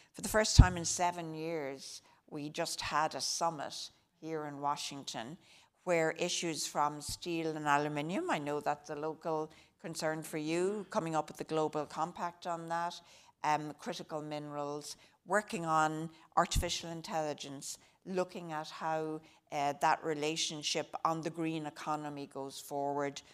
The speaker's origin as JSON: {"language": "English", "town": "Drogheda", "region": "Leinster", "country": "Ireland", "tie": "born or raised there", "moved": "as an adult", "lives_now": "United States", "said": "I grew up in Drogheda County, Louth"}